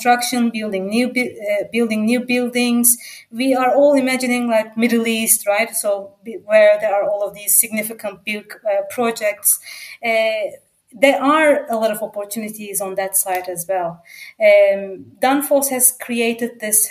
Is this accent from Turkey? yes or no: yes; Istanbul, Turkey; English is a second language; moved away as an adult; now in Germany; living in Istanbul, where my hometown is. And then I have moved to Europe, to Germany